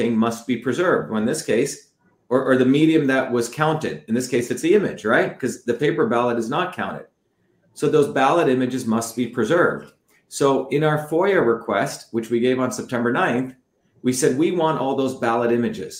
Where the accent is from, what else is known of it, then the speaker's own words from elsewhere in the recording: India; now in United States; I came from India originally.